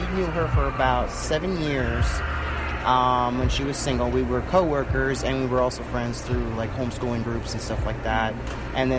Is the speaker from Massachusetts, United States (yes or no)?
no; Ohio, United States; moved away as an adult; now in Tucson, United States; I'm actually from Ohio. I live mostly in Ohio